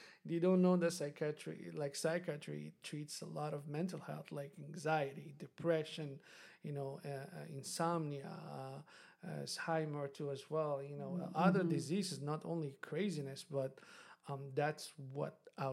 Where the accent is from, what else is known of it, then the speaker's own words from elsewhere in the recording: Morocco; moved away; I'm from Morocco, and Morocco is a developing country